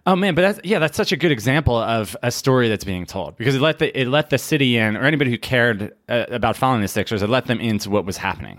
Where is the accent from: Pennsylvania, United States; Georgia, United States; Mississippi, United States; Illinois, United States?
Pennsylvania, United States; Philadelphia; I'm from Philadelphia